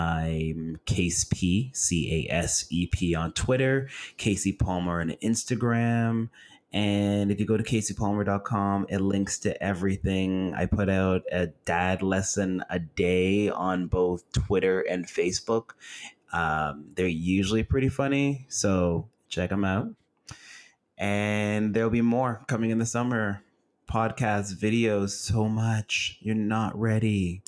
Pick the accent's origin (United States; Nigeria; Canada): Canada; Toronto, Ontario; I'm from Toronto.